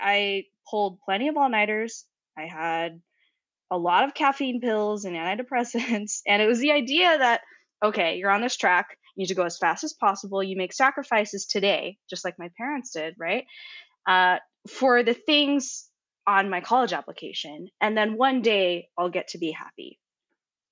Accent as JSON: {"language": "English", "area": "Silicon Valley", "region": "California", "country": "United States", "tie": "born or raised there", "also_born_or_lived": "Berkeley", "said": "I was born in Silicon Valley."}